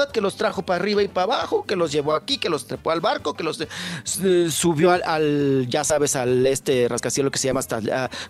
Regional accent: Mexico; Me da pena como mexicano.

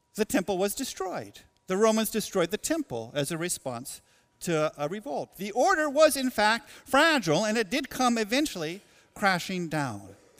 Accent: Portland, Oregon, United States; now in Goshen, United States; The place, uh, that I was born, Portland, Oregon, is meaningful to me.

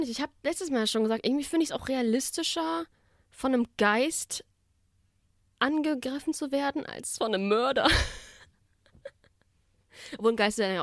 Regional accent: Baden-Württemberg, Germany; So, ich komme aus dem Black Forest.

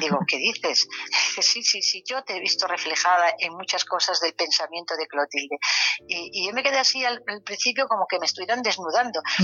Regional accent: Galicia, Spain; como buena gallega

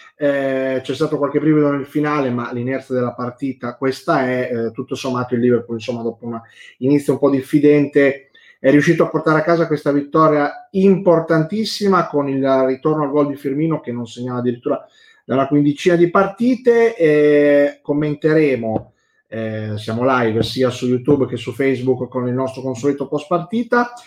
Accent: Emilia-Romagna, Italy; da Romagnolo

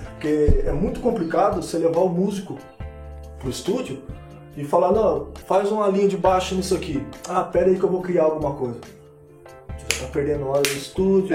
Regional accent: Rio de Janeiro, Brazil; eu sou do Rio de Janeiro.

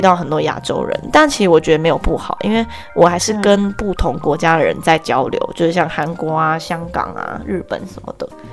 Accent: Taiwan; moved away as an adult; also born or lived in Canada / France; 我现在是加拿大人， 可是我也是台湾人

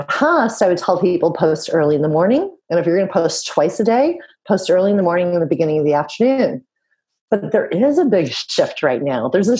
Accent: West Coast of Canada, Canada; moved away as an adult; now in Europe; I'm from the West Coast of Canada. I now live in Europe.

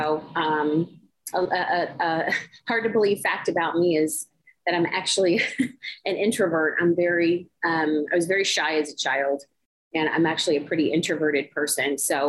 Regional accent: Florida, United States; moved away as an adult; also born or lived in Miami, Florida / Everglades, Florida / Clewiston, Florida / Buffalo, New York; You did good, pronounced it well. And I'm a singer-songwriter from South Florida. I was born in Miami and spent most of my life in Florida. I moved out of the state to Western New York about a dozen years, and I moved back last year.

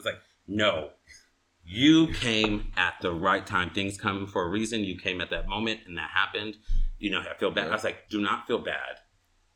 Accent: Inglewood, California, United States; I'm from Inglewood

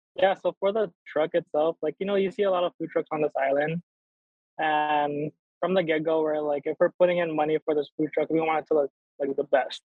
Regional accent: Hawaii, United States; growing up here, especially just a little background, like, you know, I grew up ashamed of being Filipino

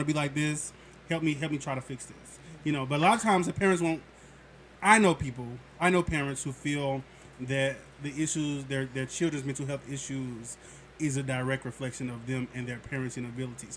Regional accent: St. Louis, Missouri, United States; I'm from St. Louis

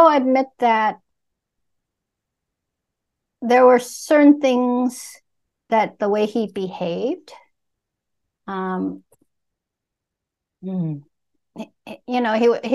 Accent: Vietnam; moved away; I was born in Vietnam as a Buddhist

